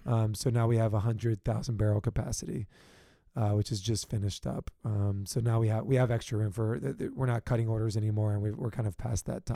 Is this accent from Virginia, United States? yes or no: yes; Richmond, Virginia, United States; moved away as an adult; also born or lived in South Carolina / Washington, D.C.; now in San Diego, United States; I'm from originally from Richmond, Virginia.